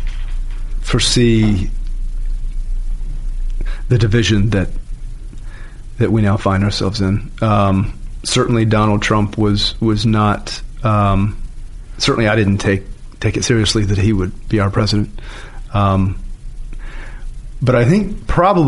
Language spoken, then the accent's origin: English; Virginia, United States; Charlottesville, my home state